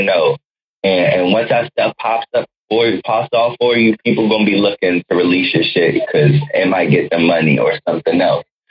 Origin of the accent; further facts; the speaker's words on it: Waldorf, Maryland, United States; I became a man and, and learned how to live life in Waldorf, Maryland. So to me, that's where I'm from